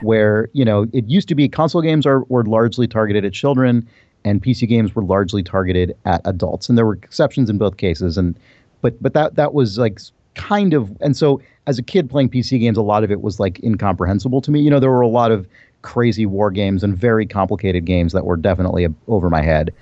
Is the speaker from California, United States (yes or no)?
yes; San Diego, California, United States; also born or lived in San Francisco / New York; so I was born in San Francisco. My family moved, uh, uh, when I was a kid to New York, which is where my family was from. Um, then we moved back to California, and I mainly grew up in San Diego